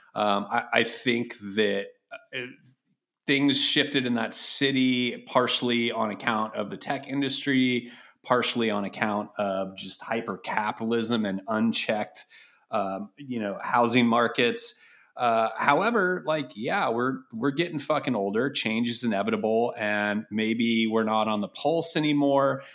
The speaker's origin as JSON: {"language": "English", "town": "Berkeley", "region": "California", "country": "United States", "tie": "born or raised there", "also_born_or_lived": "Chicago", "said": "growing up around Berkeley and El Cerrito"}